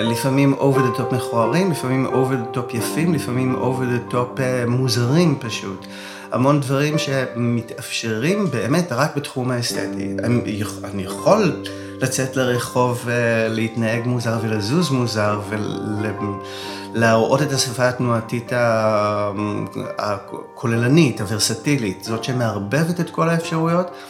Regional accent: Yavne, Central District, Israel; born or raised there

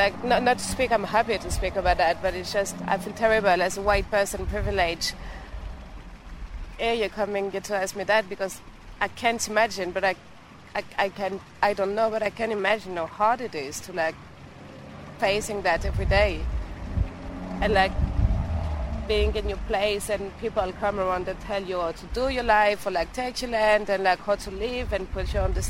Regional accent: France; now in Australia; I come from French.

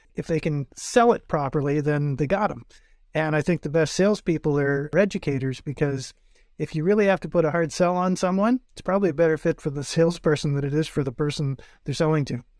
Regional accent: North Bay, Ontario, Canada; before moving to my hometown of North Bay

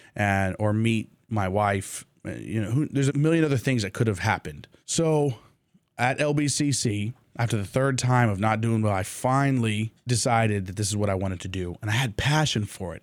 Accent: Jordan; moved away as an adult; also born or lived in United States; I had gone home to Jordan and, and spent time with the family

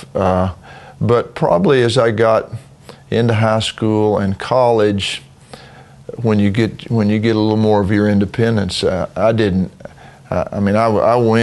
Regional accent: Knoxville, Tennessee, United States; I grew up in Knoxville, Tennessee

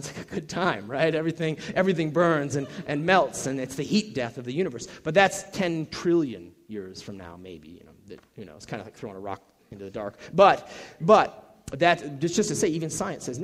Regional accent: Minnesota, United States; moved away; I'm originally from Minnesota, and so, our football team is the Vikings

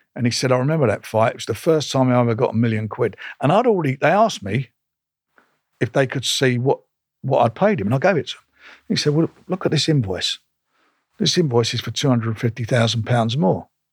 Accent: London, United Kingdom; I was born in Islington

